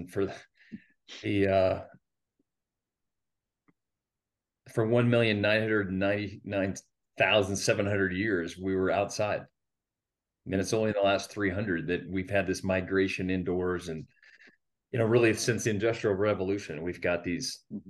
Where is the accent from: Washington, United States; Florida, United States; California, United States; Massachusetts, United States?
Florida, United States; growing up in Florida